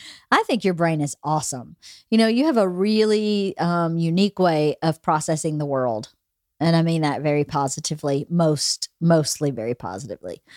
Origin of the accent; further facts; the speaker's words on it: Bowdoin, United States; now in Los Angeles, United States; where I grew up in Bowdoin